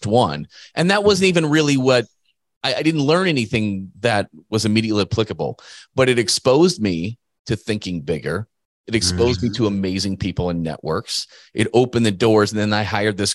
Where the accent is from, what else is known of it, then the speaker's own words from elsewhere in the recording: Midwest, United States; the way I was raised by farmers in the Midwest.